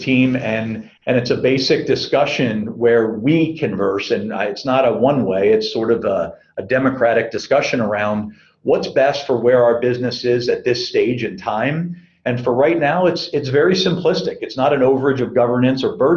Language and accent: English; Philadelphia, Pennsylvania, United States; also born or lived in Beijing, China / Lausanne, Switzerland / Sao Paulo, Brazil; now in Southern California, United States; growing up in Philadelphia